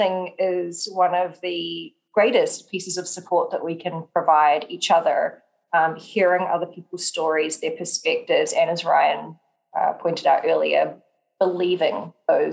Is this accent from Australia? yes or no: no; New Zealand; I'm from New Zealand. We're pretty direct with our communication